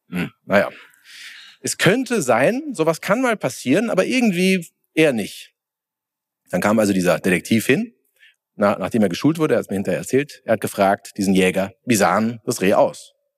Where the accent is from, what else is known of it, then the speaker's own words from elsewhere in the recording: Bensheim, Hesse, Germany; ich komme aus Hessen, Südhessen, Bensheim.